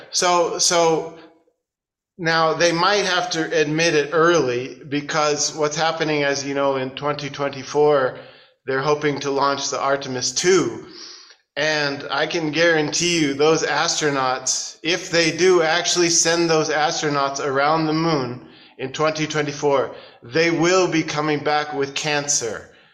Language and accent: English; United States; moved away as an adult; also born or lived in Portland, Oregon; now in China; I'm an American